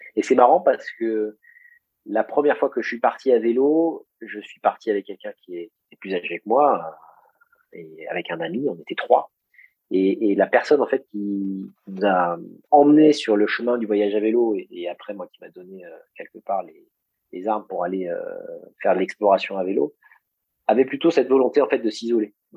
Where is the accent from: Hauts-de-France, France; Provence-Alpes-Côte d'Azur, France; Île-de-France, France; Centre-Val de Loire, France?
Centre-Val de Loire, France; Beauce; j'ai grandi en Beauce